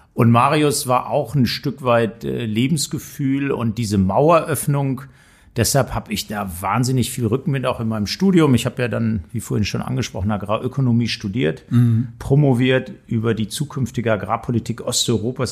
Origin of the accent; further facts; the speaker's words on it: Hamm, North Rhine-Westphalia, Germany; also born or lived in Frankfurt; now in Hanover, Germany; Ich bin also groß geworden in Hamm. Das ist ja. noch Ruhrgebiet, westliche Teil des Potts. Ich kann also auch Dortmund ohne R sagen